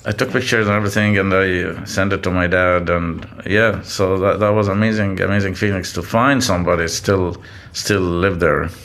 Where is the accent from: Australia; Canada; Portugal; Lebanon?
Lebanon; also born or lived in Gulf region; now in San Francisco Bay Area, United States; growing up in Lebanon